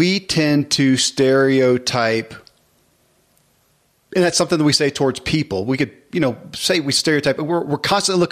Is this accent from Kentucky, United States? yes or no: yes; Kentucky, United States; I grew up in Kentucky, second grade through 12th grade, and country Kentucky, mostly white.